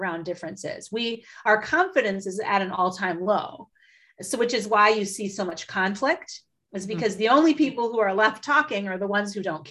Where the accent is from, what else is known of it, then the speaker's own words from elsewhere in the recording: Midwest, United States; I'm from the Midwest